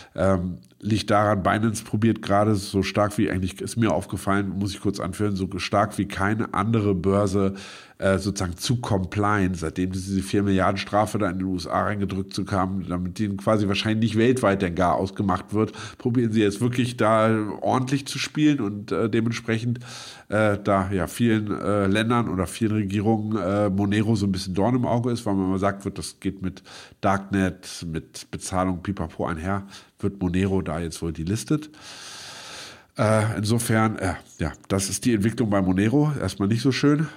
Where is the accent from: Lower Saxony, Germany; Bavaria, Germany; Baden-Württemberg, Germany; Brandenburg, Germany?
Lower Saxony, Germany; Braunschweig; moved away as an adult; now in Berlin, Germany; meine Geburtsstadt Braunschweig